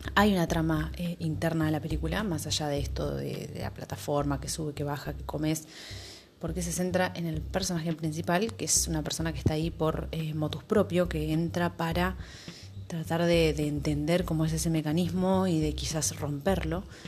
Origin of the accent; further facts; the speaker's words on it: Argentina; mi país, en Argentina